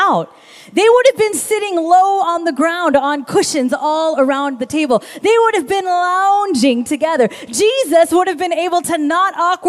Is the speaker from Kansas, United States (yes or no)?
yes; Kansas, United States; I grew up in Kansas.